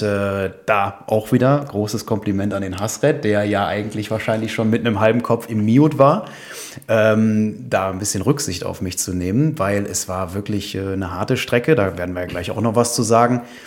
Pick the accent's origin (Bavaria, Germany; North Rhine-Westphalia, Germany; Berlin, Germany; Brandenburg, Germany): North Rhine-Westphalia, Germany; Düsseldorf; also born or lived in Aachen / China; komme gebürtig aus Düsseldorf. Mhm. Da lebe ich auch wieder